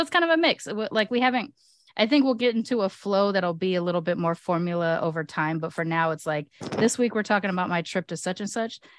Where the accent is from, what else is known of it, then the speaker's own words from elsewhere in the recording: United States; I may be born here in America